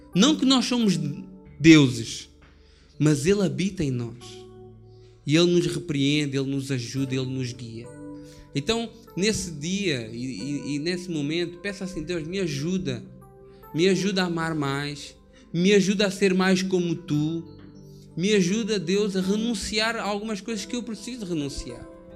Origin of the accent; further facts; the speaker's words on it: Portugal; Eu sou português